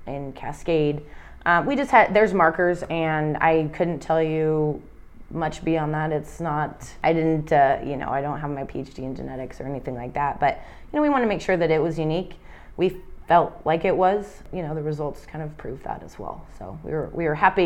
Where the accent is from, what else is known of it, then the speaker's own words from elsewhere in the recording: Idaho, United States; we are from Idaho